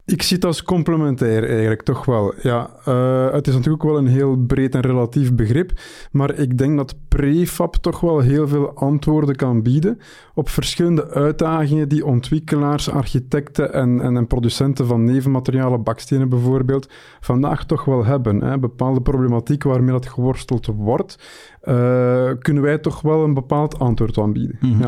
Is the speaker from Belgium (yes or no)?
yes; Belgium; bij ons in de Belgische eh, markt